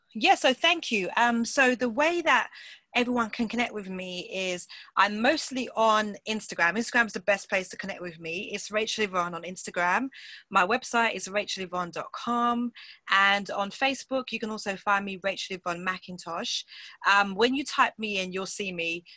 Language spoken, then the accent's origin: English; England, United Kingdom; accent: British; I'm from England